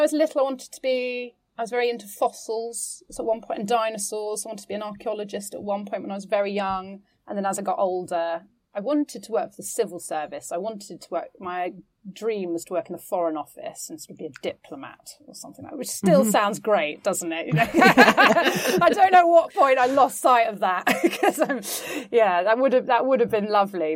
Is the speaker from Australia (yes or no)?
no; London, United Kingdom; I grew up in East London, and we were part of a very tight community